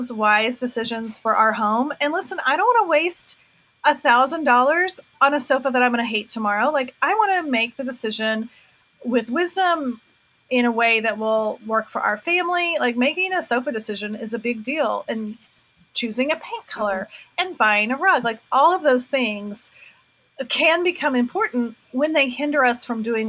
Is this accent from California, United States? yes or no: no; North Carolina, United States; I'm from North Carolina